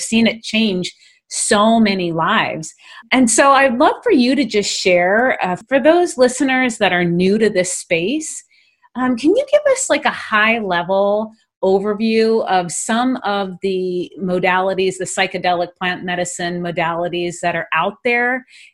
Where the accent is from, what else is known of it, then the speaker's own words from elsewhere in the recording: Hawaii, United States; growing up in Hawaii